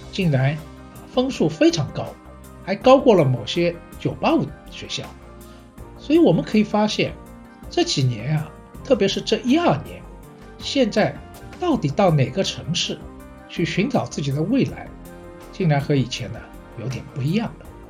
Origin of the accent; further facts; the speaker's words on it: Shanghai, China; 我是上海人